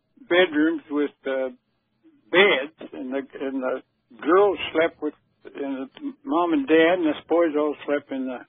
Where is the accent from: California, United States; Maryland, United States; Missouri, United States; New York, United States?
Missouri, United States; St. Joseph; also born or lived in Emporia, Kansas / Mountain City; I was born in Emporia, Kansas, in 1925, and then we moved to St. Joe, Missouri. The folks moved to St. Joe, Missouri. I was just a child, and that's where I grew up pretty well.